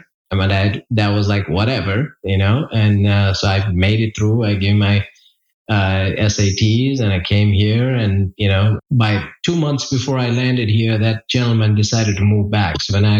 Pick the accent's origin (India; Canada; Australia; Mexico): India; moved away as an adult; now in Charlotte, United States; I grew up in India. So I, the early path of … first 19 years of my life was in India. Grew up in an upper middle class family.